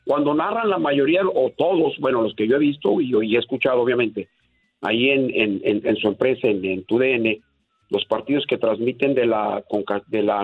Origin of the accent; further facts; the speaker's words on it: Mexico; now in United States; nosotros somos el mercado de, cada 10 latinos, pues tranquilamente 8 somos mexicanos.